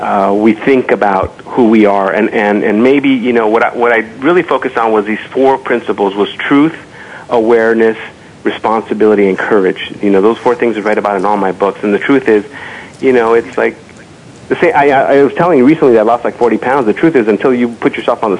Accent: Los Angeles, California, United States; the barrio in which I grew up in East Los Angeles

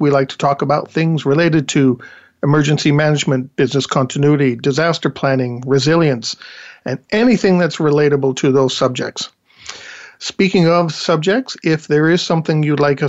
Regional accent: England, United Kingdom; moved away; I'm actually from England

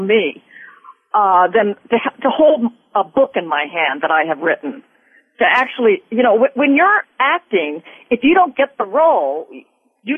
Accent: Glendale, California, United States; I grew up in Glendale.

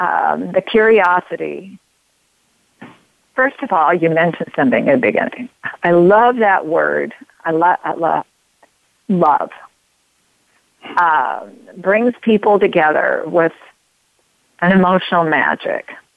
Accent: United States; I'm an all-American woman

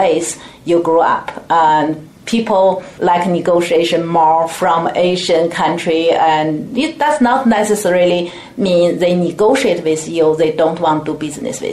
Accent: China; moved away as an adult; also born or lived in Tianjin, China / Canada; now in United States; I came from China and I grew up there and went to college there

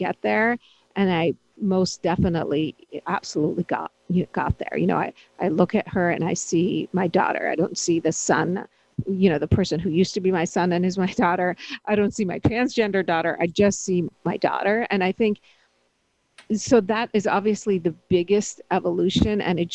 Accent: Pittsburgh, Pennsylvania, United States; growing up sort of as an immigrant and always, you know, as a brown-skinned person who grew up in the more, you know, Pittsburgh and in a very white neighborhood

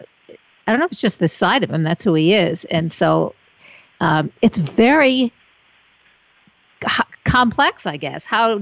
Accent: New York, United States; I'm from New York.

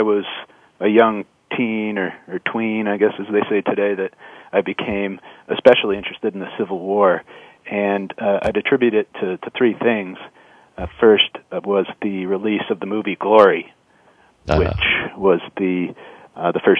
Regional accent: Western New York, United States; also born or lived in Virginia; now in Vermont, United States; I grew up in Western New York

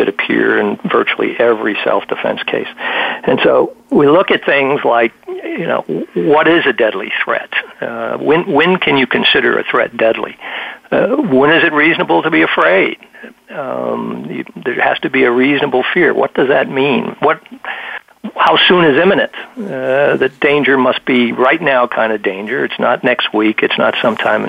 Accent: Virginia, United States; my home state of Virginia

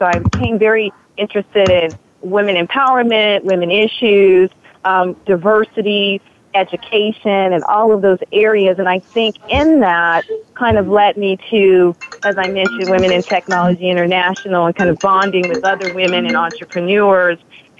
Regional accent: Chicago, Illinois, United States; moved away as an adult; now in Los Angeles, United States; I came to Los Angeles from Chicago, it was more about entertainment, and I was very invested in that.

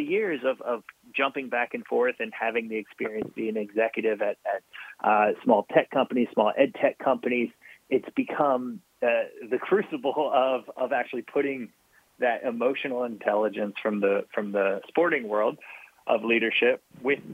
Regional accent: Maryland, United States; now in West Coast, United States; I grew up in Maryland. I've spent time just about everywhere on the East Coast

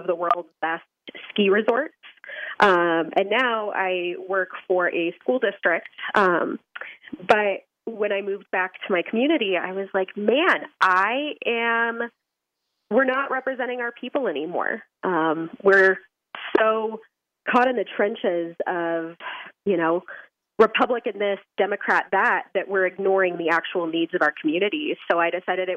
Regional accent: Leadville, Colorado, United States; I was born and raised in Leadville, Colorado.

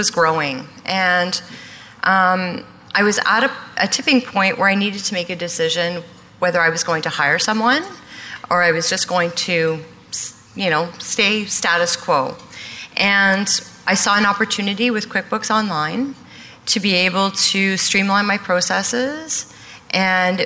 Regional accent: Gatineau, Quebec, Canada; I'm from Gatineau, Quebec, which is about 10 minutes from Ottawa.

